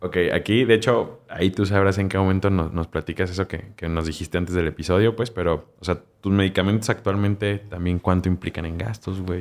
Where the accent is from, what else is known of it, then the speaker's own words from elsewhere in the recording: Mexico; como mexicanos